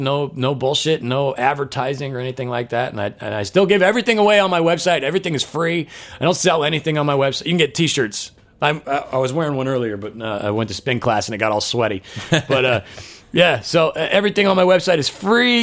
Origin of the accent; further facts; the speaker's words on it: Omaha, Nebraska, United States; moved away; I'm from Omaha, Nebraska